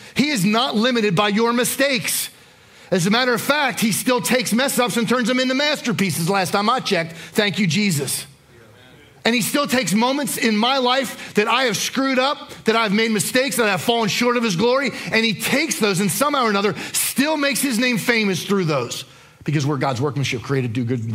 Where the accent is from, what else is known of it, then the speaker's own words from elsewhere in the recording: New Jersey, United States; moved away; I grew up in New Jersey